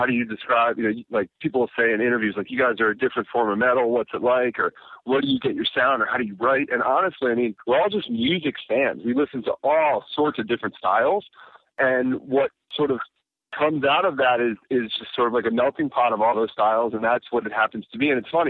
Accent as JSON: {"language": "English", "town": "Baltimore", "region": "Maryland", "country": "United States", "tie": "born or raised there", "said": "Yeah, Baltimore, born and raised."}